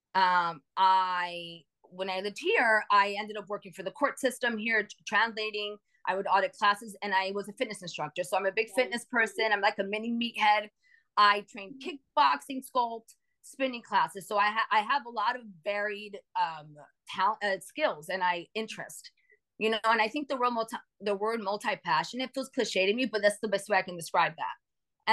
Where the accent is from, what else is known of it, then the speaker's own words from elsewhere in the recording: New York City, New York, United States; moved away as an adult; now in Phoenix, United States; So I live in Phoenix, but I'm from New York.